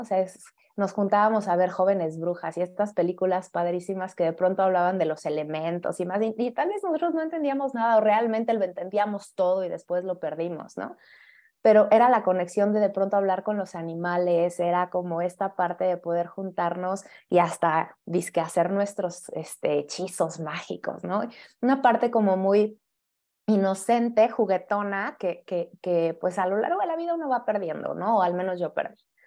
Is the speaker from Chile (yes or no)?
no; Mexico City, Mexico; yo también soy de la Ciudad de México